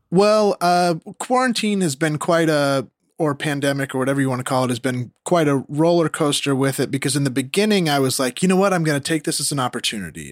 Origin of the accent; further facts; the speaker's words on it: Rocklin, California, United States; moved away as an adult; now in Los Angeles, United States; I'm Rockland